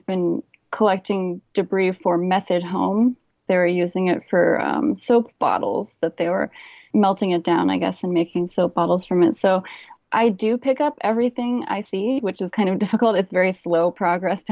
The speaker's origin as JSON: {"language": "English", "region": "Hawaii", "country": "United States", "tie": "born or raised there", "said": "I grew up in Hawaii"}